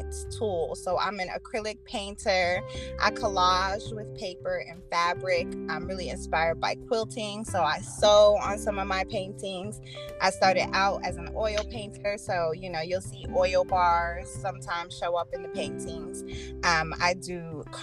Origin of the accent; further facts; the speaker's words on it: Aurora, United States; I started a festival in my hometown in Aurora